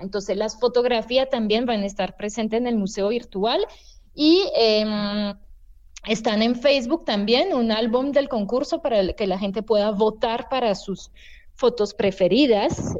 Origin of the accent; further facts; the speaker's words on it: France; now in Colombia; Yo soy francesa, pero tengo años viviendo aquí en Colombia